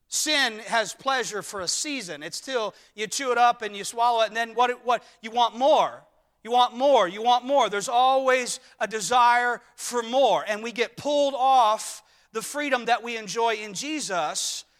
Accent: United States; us as Americans

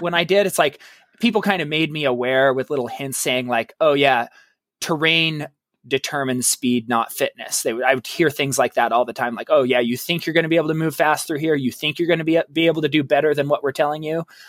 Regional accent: Oregon, United States; I grew up, I was born and raised in Oregon

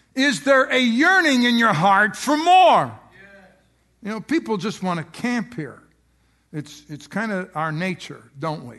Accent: United States; who we are as Americans.

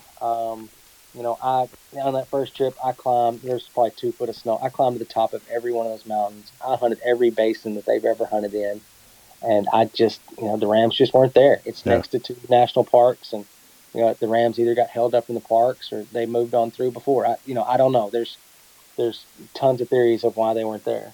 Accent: Texas, United States; I live in Texas. I'm from Texas, but I'm not a cowboy

